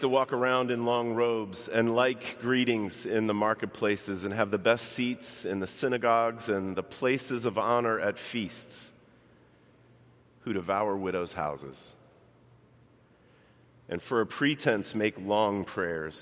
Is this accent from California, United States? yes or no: no; Baltimore, Maryland, United States; moved away as an adult; now in Chicago, United States; I grew up in Baltimore. I only lived there about 18 years or so of my life